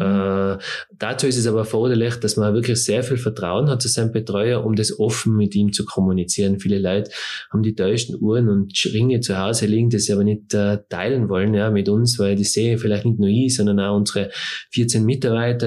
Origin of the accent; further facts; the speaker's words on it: Tyrol, Austria; bei uns in Tirol